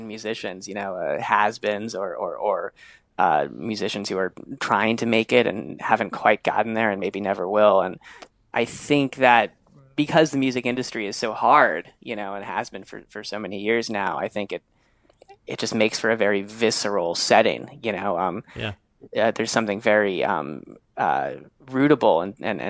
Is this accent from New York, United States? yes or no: yes; New York City, New York, United States; I grew up in New York City